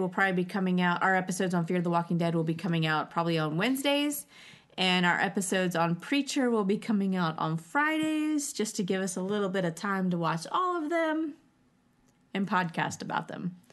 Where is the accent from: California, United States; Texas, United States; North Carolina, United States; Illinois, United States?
North Carolina, United States; we're all from North Carolina